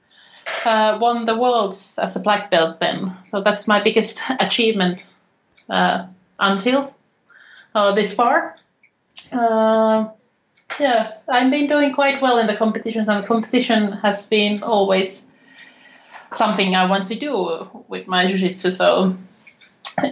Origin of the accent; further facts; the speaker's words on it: Finland; moved away as an adult; now in Sweden; I get to compete in my home country